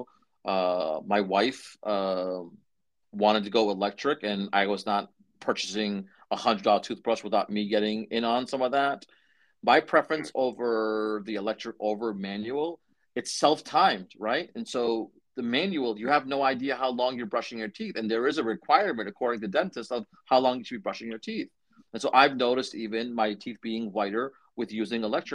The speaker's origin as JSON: {"language": "English", "town": "Methuen", "region": "Massachusetts", "country": "United States", "tie": "born or raised there", "said": "I grew up in Methuen, as a young teen pre-driving"}